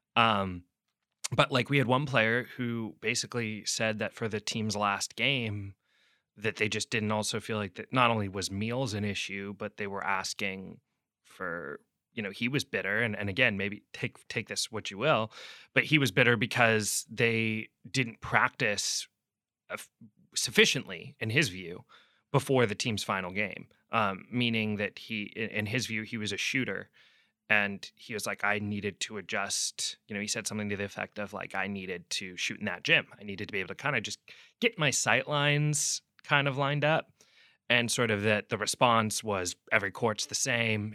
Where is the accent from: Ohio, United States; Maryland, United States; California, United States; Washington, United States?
Washington, United States; Seattle; moved away; also born or lived in New York; I'm from Seattle originally